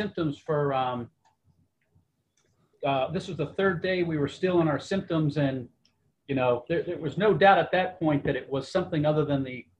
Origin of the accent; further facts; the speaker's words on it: Hawaii, United States; I'm from Hawaii.